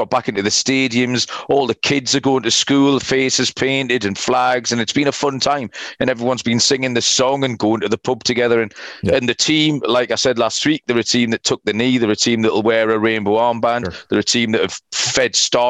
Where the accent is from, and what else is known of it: England, United Kingdom